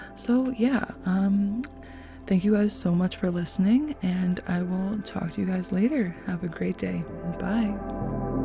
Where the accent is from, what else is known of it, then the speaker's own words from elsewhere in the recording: North Bay, Ontario, Canada; I'm from North Bay, Ontario, born and raised